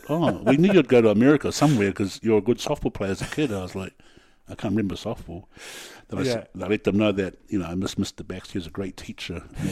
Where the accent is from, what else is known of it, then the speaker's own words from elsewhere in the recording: Christchurch, Canterbury, New Zealand; Funny story, growing up in Christchurch, I really liked my school teacher.